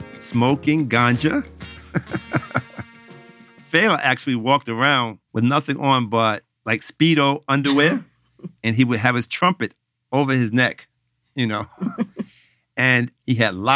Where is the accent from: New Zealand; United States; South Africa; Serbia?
United States; New York; I'm from New York